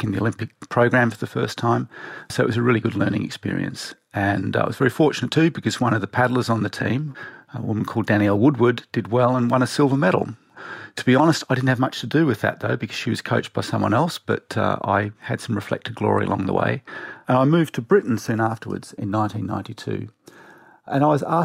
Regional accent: Tasmania, Australia; I grew up in Tasmania in Australia

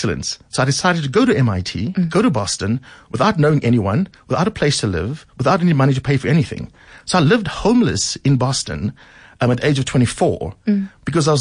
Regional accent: Cape Town, Western Cape, South Africa; moved away; growing up in Mitchell's Plain, as you say, on the Cape Flats during apartheid

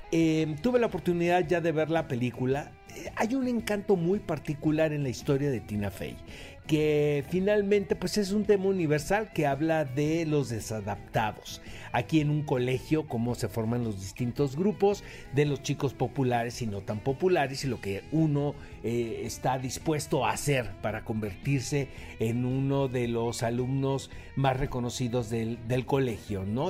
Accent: Mexico; como mexicano

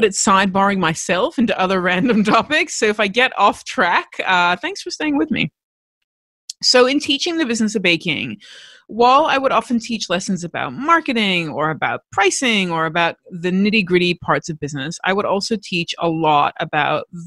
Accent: United States; now in Australia; I am American, but I live in Australia

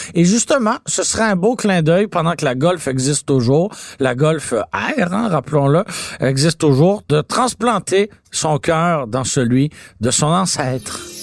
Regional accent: Montreal, Quebec, Canada; j'ai grandi à Antique Quartier-Ville

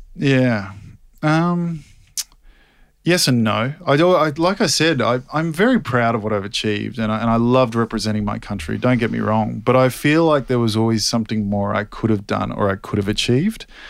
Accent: Australia; in Sydney in front of my home country

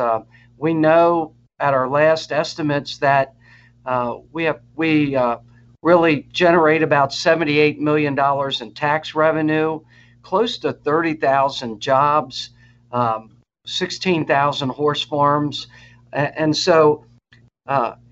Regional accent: Harford County, Maryland, United States; I grew up in Harford County farming community

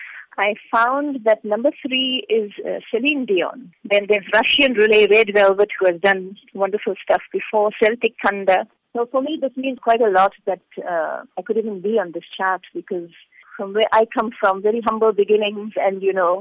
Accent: Durban, KwaZulu-Natal, South Africa; moved away as an adult; now in India; my childhood in a South Africa

